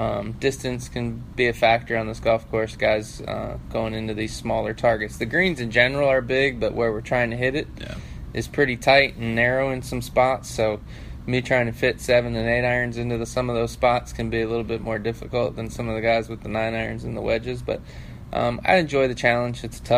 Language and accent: English; Cleveland, Ohio, United States; You know, I'm from Cleveland originally, so try to come back and play in Ohio.